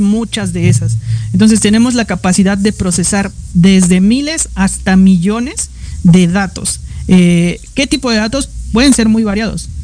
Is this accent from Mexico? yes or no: yes; Mexico; yo no soy el único mexicano